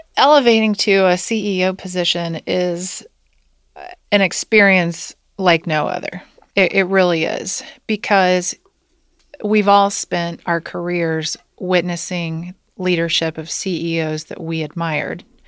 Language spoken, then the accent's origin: English; Wilmington, Ohio, United States; moved away as an adult; now in Cincinnati, United States; I grew up in Wilmington, Ohio